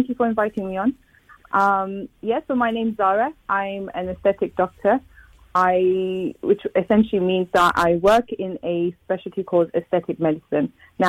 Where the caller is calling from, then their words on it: London, United Kingdom; I'm in London at the moment.